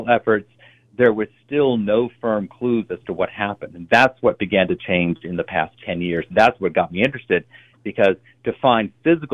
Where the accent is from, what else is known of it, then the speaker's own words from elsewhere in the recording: Virginia, United States; I grew up in Virginia, not far from the coast of North Carolina